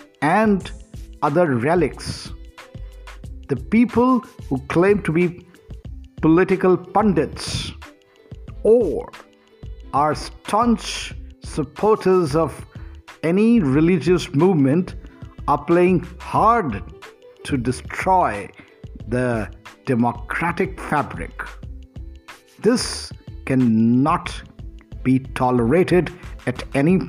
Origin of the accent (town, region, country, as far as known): India